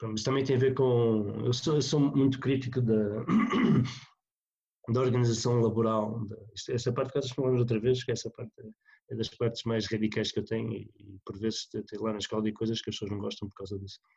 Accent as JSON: {"language": "Portuguese", "region": "North", "country": "Portugal", "said": "eu, vim do Norte, apesar de estar no Sul"}